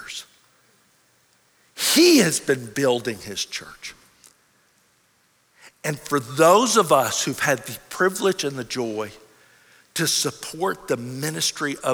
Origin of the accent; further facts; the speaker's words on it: United States